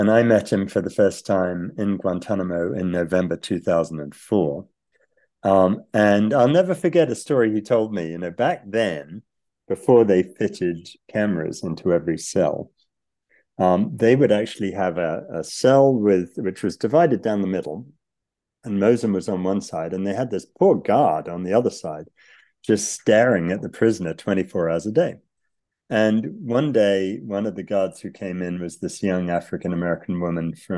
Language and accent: English; United Kingdom; moved away; also born or lived in United States; I grew up in Britain